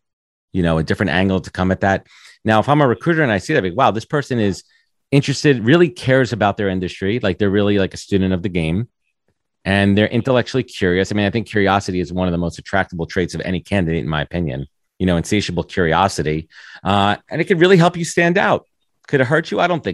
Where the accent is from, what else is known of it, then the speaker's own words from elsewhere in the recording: New York, United States; Growing up in New York